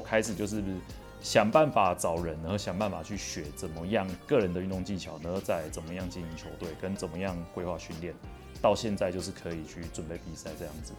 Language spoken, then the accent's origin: Chinese; Kaohsiung, Taiwan; 那我本身是高雄市人。 那从小到大，除了念大学，其实就是都一路在高雄土生土长，就是很 local 的高雄人就对了